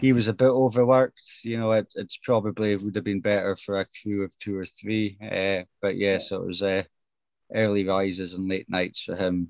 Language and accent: English; Brora, Scotland, United Kingdom; I come from Brora, which is just 60 mile north of Inverness